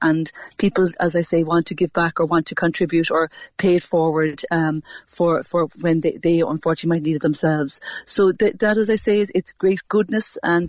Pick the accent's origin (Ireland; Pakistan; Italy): Ireland; Cork, Munster; Absolutely, and I'm proud to be from Cork every day